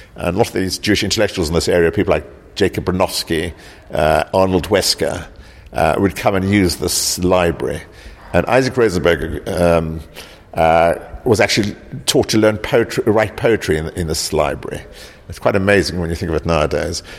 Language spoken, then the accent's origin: English; South Africa; also born or lived in East End, London; now in London, United Kingdom; I grew up in South Africa